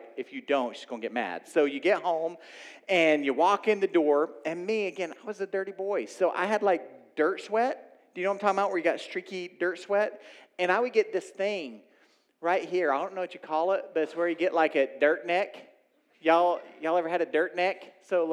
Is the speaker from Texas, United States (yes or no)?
no; Oklahoma, United States; moved away; I grew up in Oklahoma.